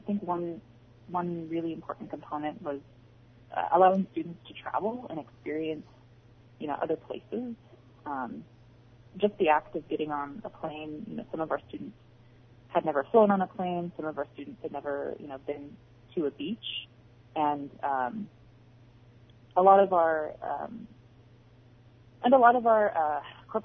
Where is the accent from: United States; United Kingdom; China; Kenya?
United States; Bristol Bay, Alaska; I'm from Bristol Bay